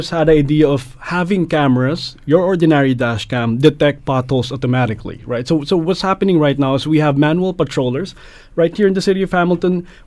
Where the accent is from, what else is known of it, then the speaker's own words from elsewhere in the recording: Philippines; moved away as an adult; now in Canada; I came from the Philippines.